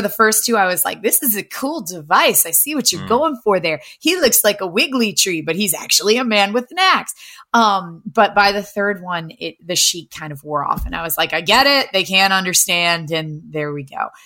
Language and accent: English; Appalachia, United States; it's Tremors in my hometown.